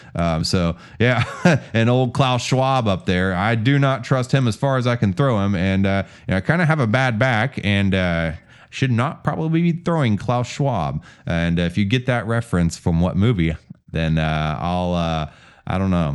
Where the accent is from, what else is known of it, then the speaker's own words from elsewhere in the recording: Houston, Texas, United States; also born or lived in Kingwood; I come from, uh, born and raised in Houston